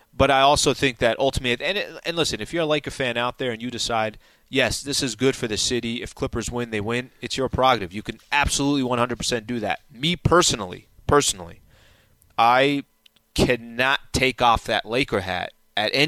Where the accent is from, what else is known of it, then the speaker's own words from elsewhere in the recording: San Diego, California, United States; I grew up in San Diego